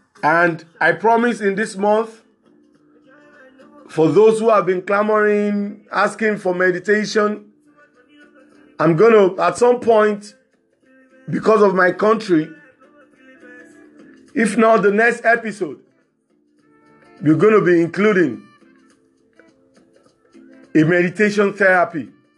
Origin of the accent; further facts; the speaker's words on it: Lagos, Nigeria; from Lagos, Nigeria.